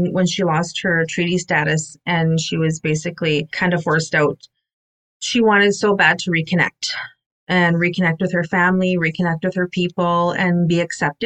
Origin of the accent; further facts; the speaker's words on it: Cree Nation, Manitoba, Canada; I'm from the Musipaistic Cree Nation, and we are smack dab in the middle of Manitoba